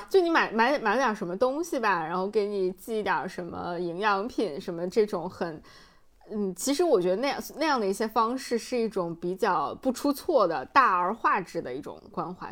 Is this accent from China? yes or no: yes; North China Plain, China; moved away; 我的家乡华北平原